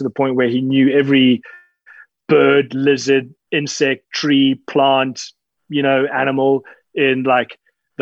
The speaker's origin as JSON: {"language": "English", "country": "Zimbabwe", "tie": "born or raised there", "said": "I was born and raised in Zimbabwe"}